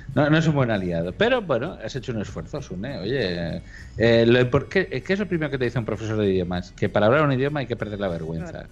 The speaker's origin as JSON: {"language": "Spanish", "region": "Catalonia", "country": "Spain", "accent": "Catalan", "said": "nuestro acento catalán y con nuestra L geminada"}